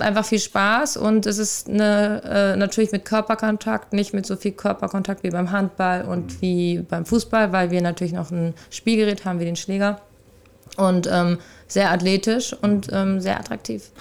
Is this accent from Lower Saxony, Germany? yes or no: no; Rüsselsheim, Hesse, Germany; moved away; also born or lived in Hamburg; in meiner Heimatstadt Rüsselsheim aus der Arbeiter, also ich ist ja eine Arbeiterstadt, aus der ich komme.